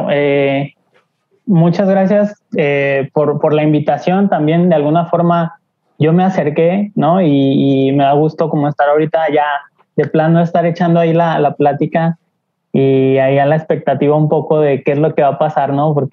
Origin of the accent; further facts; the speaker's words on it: Aguascalientes, Mexico; moved away as an adult; now in Mexico City, Mexico; yo soy de Aguascalientes, nací allá, mis papás son de, aquí de Ciudad de México y ellos se fueron a vivir a Aguascalientes porque está más tranquilo, no sé, les gustó. Y eh, yo nací allá